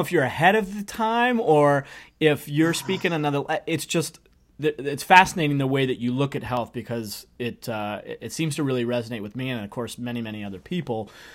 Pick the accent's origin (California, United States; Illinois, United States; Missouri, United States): Missouri, United States; St. Louis; I'm from Saint Louis